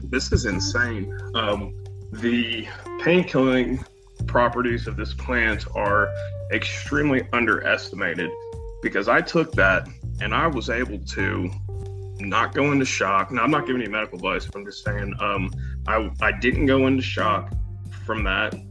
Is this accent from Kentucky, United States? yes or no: yes; Western Kentucky, United States; also born or lived in St. Louis, Missouri; I was um, born and raised in Western Kentucky, and um, you know grew up here